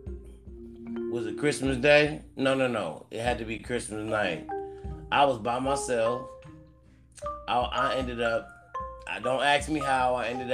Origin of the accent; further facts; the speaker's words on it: California, United States; also born or lived in Cleveland, Ohio; I am born in Cleveland, Ohio. You know, I was there at 10 years old. But I've been to California. So I'm a Cali nigga, but I was born in Cleveland